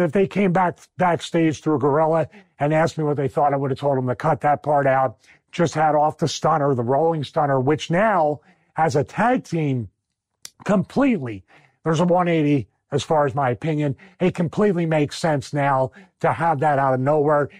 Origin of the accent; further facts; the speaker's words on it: Philadelphia, Pennsylvania, United States; accent: Philly; my Philly accent